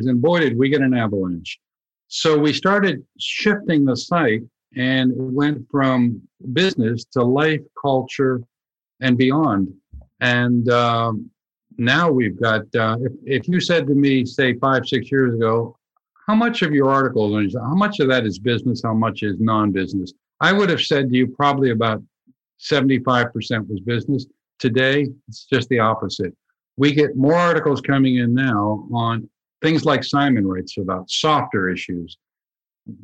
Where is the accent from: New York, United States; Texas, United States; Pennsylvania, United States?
Pennsylvania, United States; Pittsburgh; moved away; I grew up in Pittsburgh, Pennsylvania